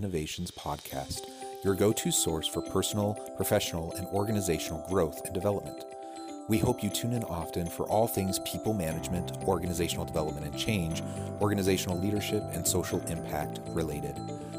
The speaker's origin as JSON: {"language": "English", "region": "Midwest", "country": "United States", "said": "I'm also from the Midwest. I'm also from a family of eight."}